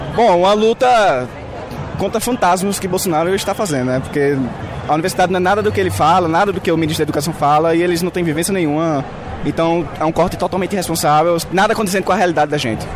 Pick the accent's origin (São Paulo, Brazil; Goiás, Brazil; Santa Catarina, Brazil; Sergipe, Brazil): Sergipe, Brazil; now in Belo Horizonte, Brazil; Eu não sou daqui, eu sou de Egipte e a federal de lá não tem manutenção básica